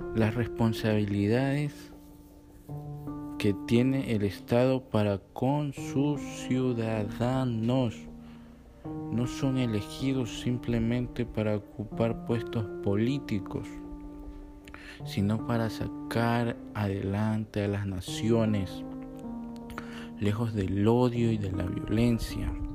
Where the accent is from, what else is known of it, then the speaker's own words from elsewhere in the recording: Ecuador; aquí en mi país, en Ecuador